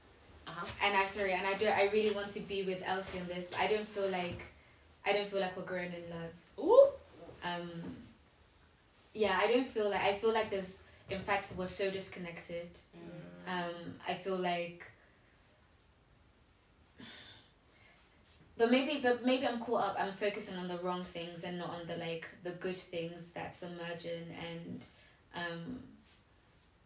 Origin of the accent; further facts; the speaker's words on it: London, United Kingdom; we grew up in London